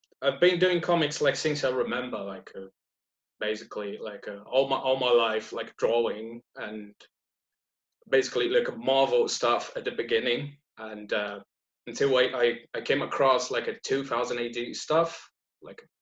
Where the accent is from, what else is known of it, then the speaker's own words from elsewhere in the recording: Brazil; moved away as an adult; now in Leeds, United Kingdom; I'm based in Leeds, but I'm originally from South, like deep South. Like my family is from Germany, but I was born in Brazil